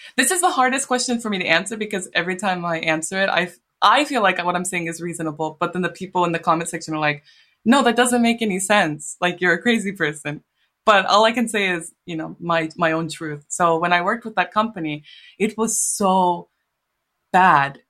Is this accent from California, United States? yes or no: yes; San Diego, California, United States; moved away as an adult; now in Japan; like in San Diego, where I went, like, I grew up mostly